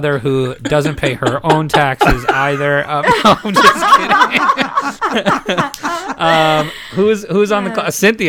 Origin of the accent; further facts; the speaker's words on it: New Jersey, United States; in honor of my home state, New Jersey